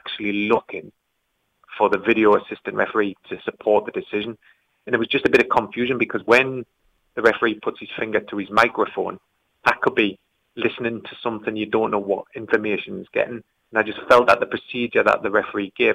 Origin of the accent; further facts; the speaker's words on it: Geordie, North East England, United Kingdom; accent: Geordie; My Geordie accent